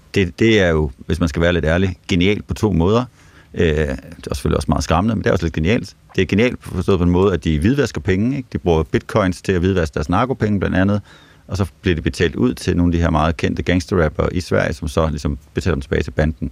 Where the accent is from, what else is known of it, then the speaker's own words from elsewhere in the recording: Nyborg, Southern Denmark, Denmark; Nu er jeg fra Nyborg af, sådan uh, Nyborgs uh, hårde drenge